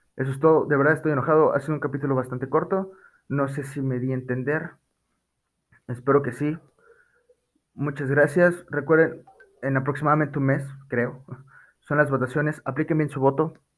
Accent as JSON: {"language": "Spanish", "country": "Mexico", "said": "nosotros los mexicanos"}